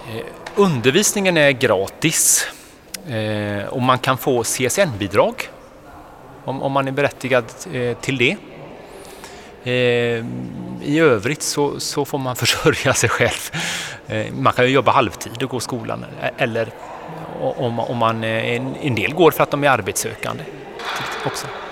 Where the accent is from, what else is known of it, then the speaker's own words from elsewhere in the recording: Kungälv, Västra Götaland, Sweden; jag är uppväxt på västkusten, jag kommer från Kungälv